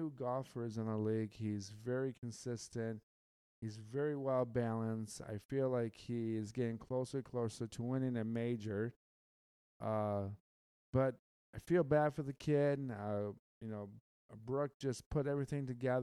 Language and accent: English; Michigan, United States; I'm from the Midwest. I'm from Michigan. I am from the Great Lakes State